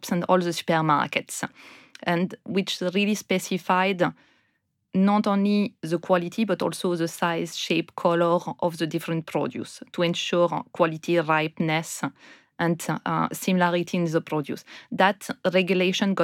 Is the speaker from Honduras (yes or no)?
no; France; moved away as an adult; also born or lived in India; now in United Kingdom; I'm from France, and after living most of my life in France, I moved to India, and then a few years after that, ended up in the UK.